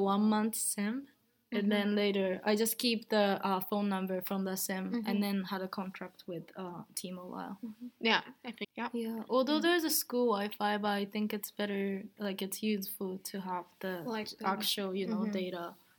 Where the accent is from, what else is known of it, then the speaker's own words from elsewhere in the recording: Japan; now in Rotterdam, Netherlands; And yeah, I'm from Japan